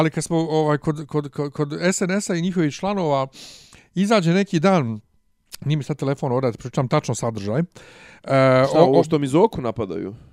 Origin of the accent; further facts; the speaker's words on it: Bosnia & Herzegovina; kod nas u Bosni